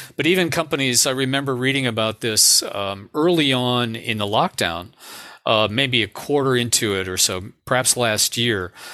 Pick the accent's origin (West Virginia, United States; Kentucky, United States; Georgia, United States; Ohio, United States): Ohio, United States; Cleveland; I'm from the Midwest. I grew up in Cleveland, Ohio.